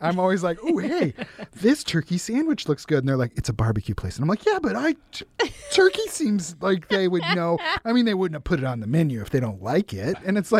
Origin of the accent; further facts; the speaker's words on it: Northwest, United States; Which it sounds great to me. I'm from the Northwest.